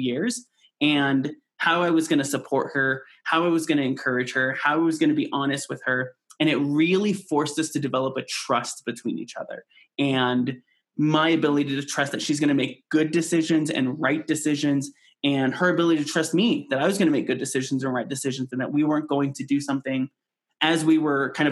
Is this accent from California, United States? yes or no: yes; California, United States; moved away as an adult; now in Colorado Springs, United States; We grew up in California though, so it's very multicultural.